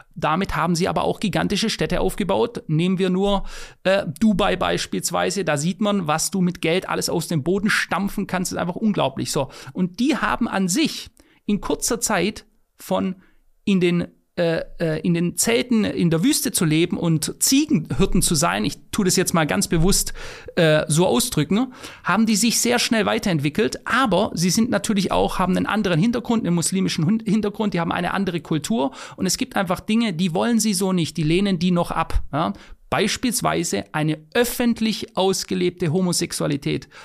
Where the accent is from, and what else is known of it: Germany